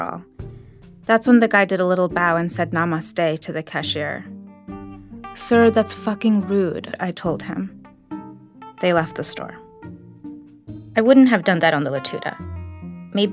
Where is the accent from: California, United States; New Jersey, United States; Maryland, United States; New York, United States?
New York, United States; I grew up in New York under Giuliani